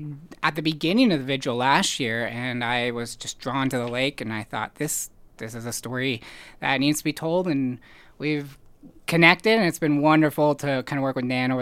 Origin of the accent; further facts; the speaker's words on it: Washington, United States; I grew up in Washington State, so I like loved the ocean and water